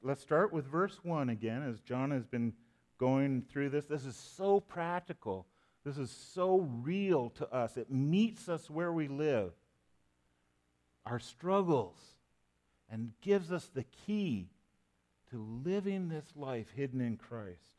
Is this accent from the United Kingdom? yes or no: no; Canada; now I'm a Canadian